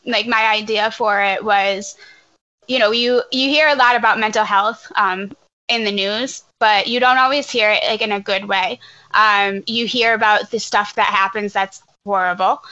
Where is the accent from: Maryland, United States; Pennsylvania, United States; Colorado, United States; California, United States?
Pennsylvania, United States; Scranton; being from Scranton